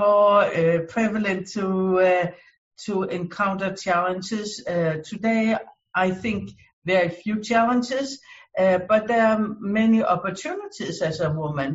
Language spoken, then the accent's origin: English; Denmark; now in United States; I came originally from Denmark. I immigrated to the US